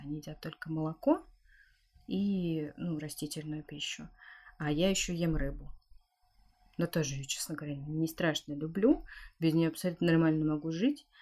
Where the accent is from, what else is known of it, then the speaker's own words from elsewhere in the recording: Siberia, Russia; я родилась в Сибири, э, там, где очень холодно, где настоящая зима